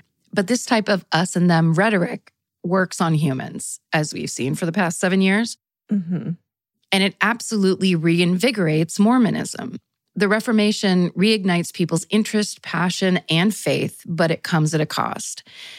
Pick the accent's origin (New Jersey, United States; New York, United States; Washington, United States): New Jersey, United States; I'm from New Jersey and I say this is not the case.